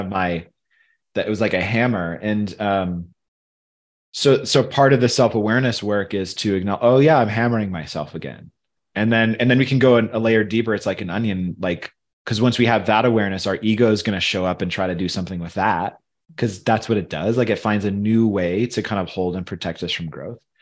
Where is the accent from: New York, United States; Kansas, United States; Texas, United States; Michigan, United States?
Michigan, United States; also born or lived in Tennessee; now in Colorado, United States; where I grew up in Michigan